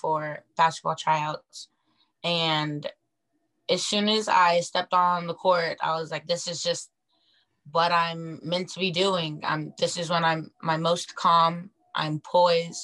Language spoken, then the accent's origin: English; Auburn, Washington, United States; now in Seattle, United States; I'm from Auburn, Washington, so I'm not very far from home